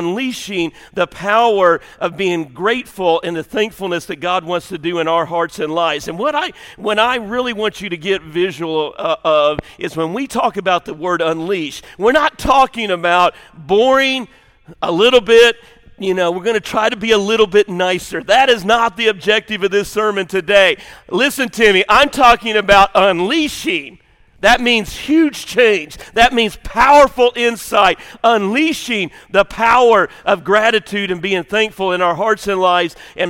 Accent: the South, United States; Me and my family, we're from the South.

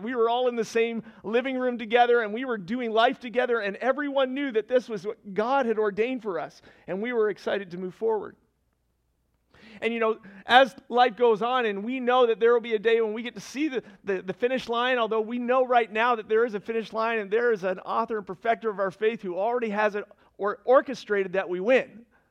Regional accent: Fredericton, New Brunswick, Canada; moved away as an adult; also born or lived in Annapolis Valley, Nova Scotia; now in Nova Scotia, Canada; I'm from Fredericton originally

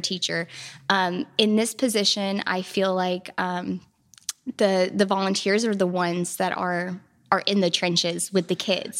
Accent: Hodgenville, Kentucky, United States; I'm from Hodgenville, Abraham Lincoln's birthplace. Um, and my family farm is actually connected to Lincoln's Boyhood Home

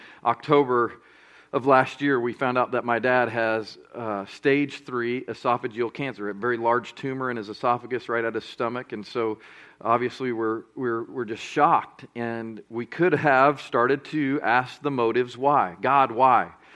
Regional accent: Colorado Springs, Colorado, United States; moved away as an adult; now in Birmingham, United States; I grew up in Colorado Springs, Colorado

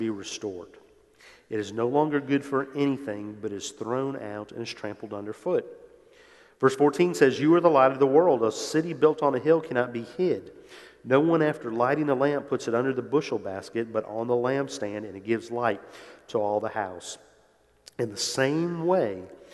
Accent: New Orleans, Louisiana, United States; moved away as an adult; I grew up in New Orleans, was born there, lived there until went off to college.

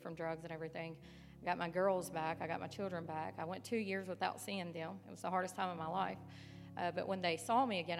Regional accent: Northwest Tennessee, United States; moved away as an adult; now in West Virginia, United States; I'm from Northwest Tennessee.

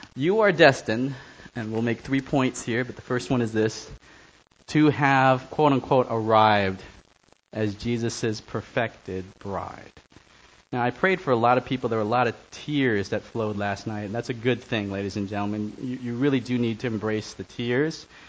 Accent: New York City, New York, United States; I grew up on the Lower East Side of Manhattan, went to Stuyvesant High School

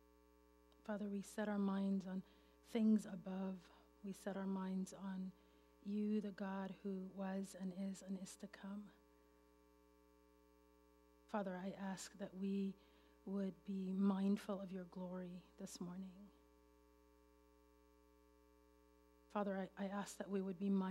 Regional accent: Venezuela; English is a second language; moved away; I grew up in Venezuela, and English is my third language

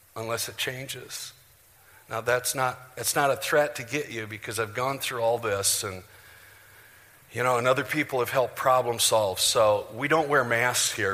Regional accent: Janesville, Iowa, United States; moved away; I'm from Janesville, Iowa.

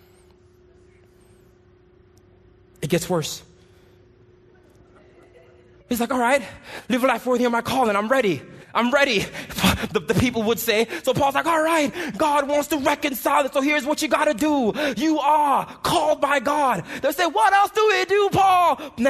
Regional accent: Jamaica; moved away; I grew up in Jamaica

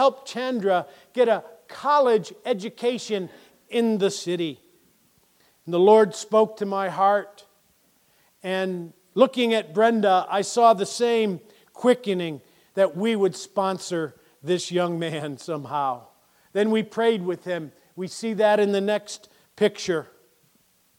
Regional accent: Springfield, Massachusetts, United States; I grew up right here in Springfield

